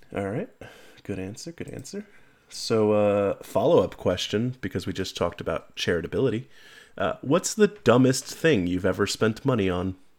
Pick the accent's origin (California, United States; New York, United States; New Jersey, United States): New York, United States; I'm also from New York